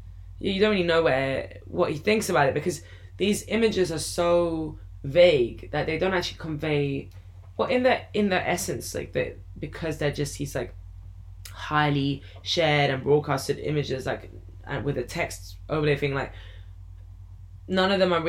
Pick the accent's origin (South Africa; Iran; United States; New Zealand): Iran; as soon as I said I was from Iran